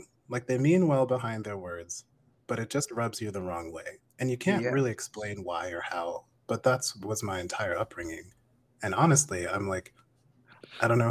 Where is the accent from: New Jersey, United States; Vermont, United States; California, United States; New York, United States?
Vermont, United States; I grew up in Vermont